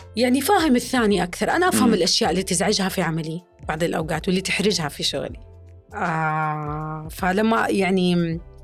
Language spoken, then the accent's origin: Arabic; Saudi Arabia; نحن كجمهور سعودي